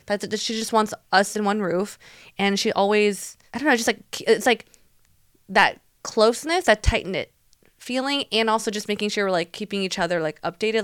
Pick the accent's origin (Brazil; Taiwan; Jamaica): Taiwan; moved away; me growing up in Taiwan